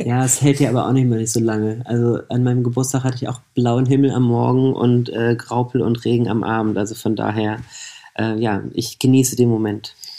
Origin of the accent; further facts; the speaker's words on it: Hanover, Lower Saxony, Germany; moved away as an adult; now in Berlin, Germany; Ich komme aus Hannover, genau. Ich habe in Hannover gewohnt